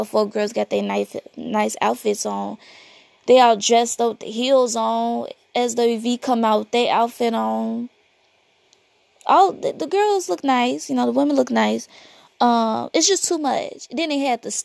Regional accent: Chicago, Illinois, United States; I'm from Chicago.

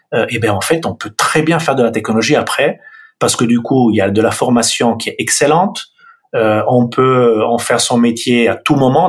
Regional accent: Milan, Lombardy, Italy; accent: Italian; French is a second language; moved away as an adult; now in France; Le nom et l'accent euh, révèlent une, origine italienne. Donc, je suis né à Milan en 71

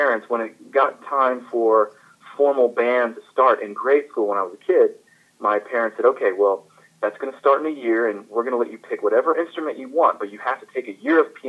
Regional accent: Florence, South Carolina, United States; moved away as an adult; also born or lived in St. Louis, Missouri; now in Dallas, United States; I was actually born in St. Louis, Missouri, although I grew up in Florence, South Carolina

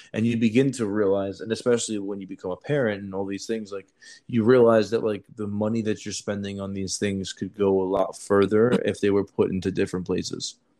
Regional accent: New York City, New York, United States; I grew up in Brooklyn

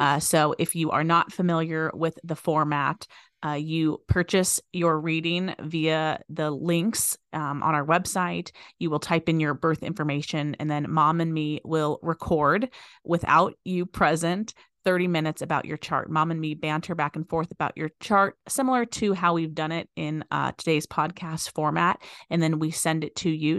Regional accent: Las Vegas, Nevada, United States; I was born and raised here in Vegas

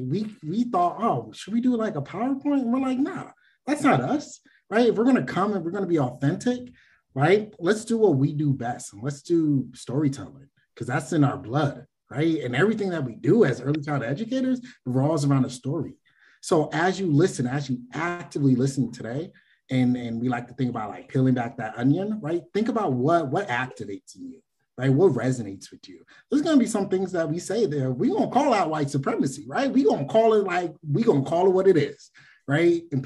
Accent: East Coast, United States; I'm from the East Coast

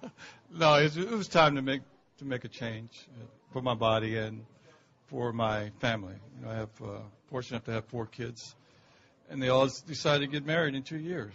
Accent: Baltimore, Maryland, United States; I'm from Baltimore

